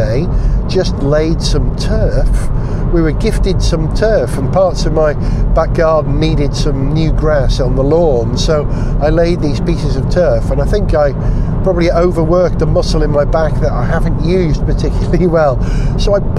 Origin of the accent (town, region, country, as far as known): Wales, United Kingdom